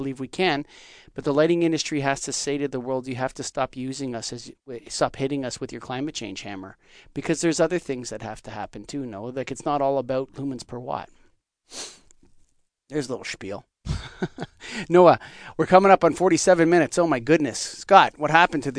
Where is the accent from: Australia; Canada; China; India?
Canada; as a Canadian